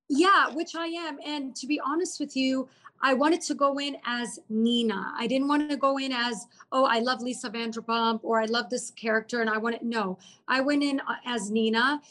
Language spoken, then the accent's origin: English; Austin, Texas, United States; moved away as an adult; also born or lived in Lebanon; now in Dubai, United Arab Emirates; I was born in Lebanon, moved to Austin directly when I was four and a half years old. And I just grew up in Austin. So I'm like a true Texan, Southern girl